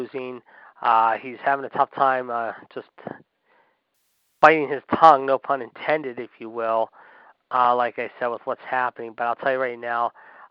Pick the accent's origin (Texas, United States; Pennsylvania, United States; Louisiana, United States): Pennsylvania, United States; Pittsburgh; here in my hometown, in Fonzie's hometown of Pittsburgh